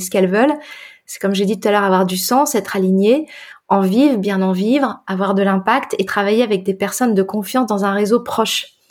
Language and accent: French; northern France, France; moved away; also born or lived in Brittany; moi je suis bretonne de cœur hein, d'adoption parce que j'ai grandi dans le nord de la France